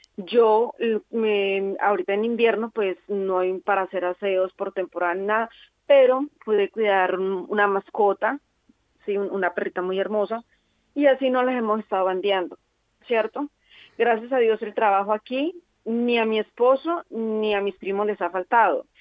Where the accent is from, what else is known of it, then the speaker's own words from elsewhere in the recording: Colombia; moved away as an adult; now in Formentera, Spain; nosotros venimos de Colombia